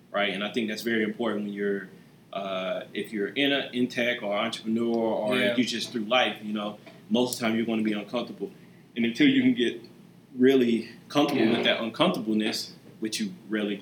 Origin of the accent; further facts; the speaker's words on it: Goldsboro, North Carolina, United States; also born or lived in New York / Kinston, North Carolina; I pretty much grew up there in Goldsboro